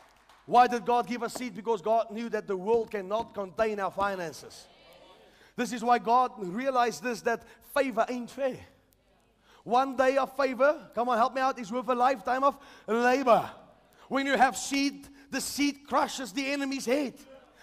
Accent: South Africa; I'm a South African.

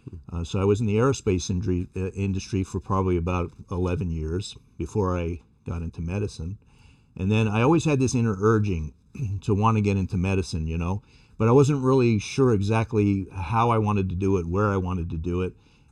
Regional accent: New York City, New York, United States; Well, I was born in New York City in the Bronx and to a Sicilian-Italian family. My family was actually in the seafood and wholesale business. So we had, several fish markets in the Bronx.

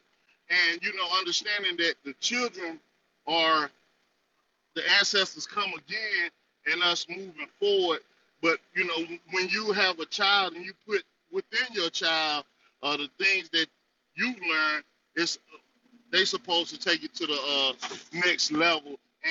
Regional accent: North Carolina, United States; I'm from the North Carolina territory.

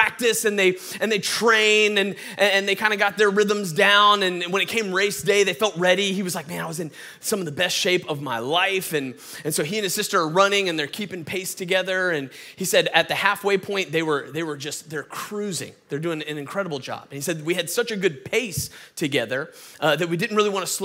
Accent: Atlanta, Georgia, United States; I'm from Atlanta, Georgia, born and raised. That's why I sound like this

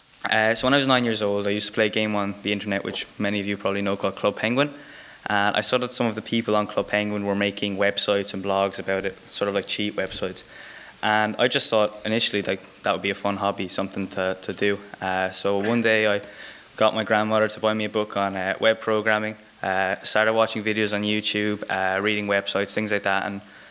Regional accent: Waterford, Munster, Ireland; I'm from Ireland, I'm from a really small town in the south called Waterford

